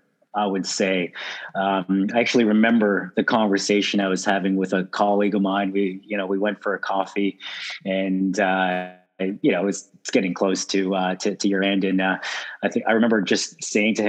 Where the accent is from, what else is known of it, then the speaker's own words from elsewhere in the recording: Toronto, Ontario, Canada; moved away as an adult; now in Sydney, Australia; born and raised in Toronto, Canada, and moved to Sydney 10 years ago